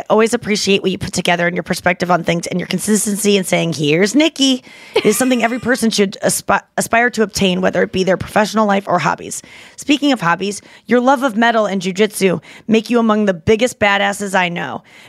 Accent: Ontario, Canada; I'm from Canada. Close to Niagara Falls, another cute place.

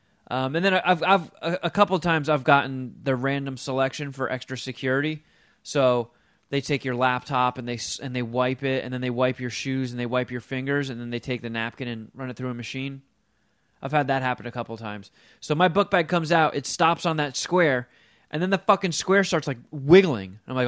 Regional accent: Florham Park, New Jersey, United States; Florham Park's the town I grew up in Jersey, and I haven't been there in forever.

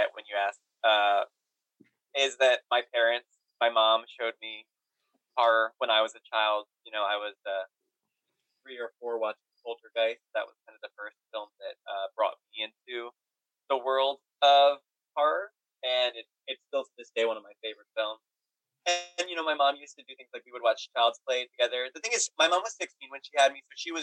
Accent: New York, United States; as a New Yorker

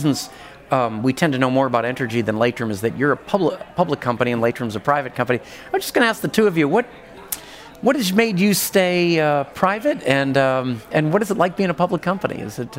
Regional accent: New England, United States; moved away; I'm originally from New England

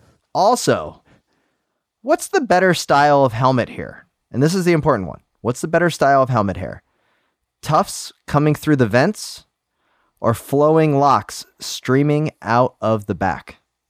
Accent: Ohio, United States; was born to a dad who still called department and grocery stores by their predecessors' names where I grew up in Ohio.

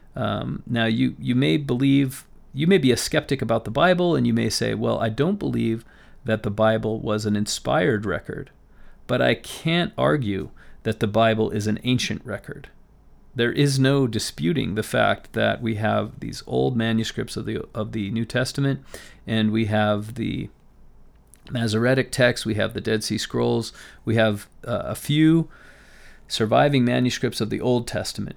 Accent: Las Vegas, Nevada, United States; I grew up in Las Vegas

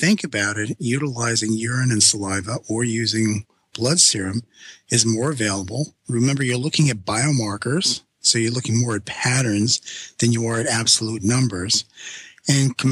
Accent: New York City, New York, United States; I'm Sicilian from Brooklyn

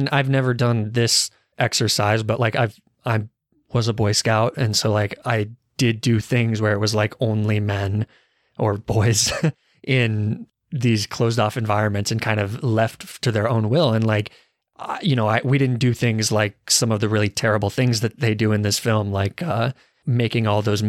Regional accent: Arizona, United States; I guess I'm from Arizona

